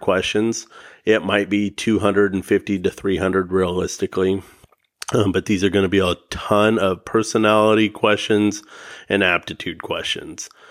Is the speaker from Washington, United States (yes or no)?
yes; the Northwest, Washington, United States; I'm from the Northwest here in Washington